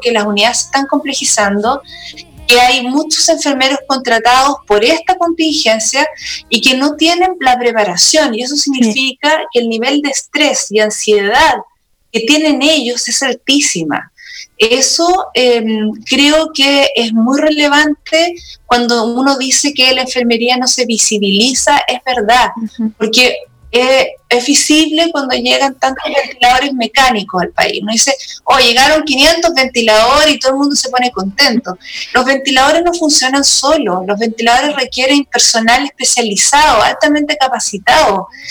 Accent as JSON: {"language": "Spanish", "town": "Santiago", "region": "Santiago Metropolitan Region", "country": "Chile", "also_born_or_lived": "Patagonia", "said": "yo soy de Santiago"}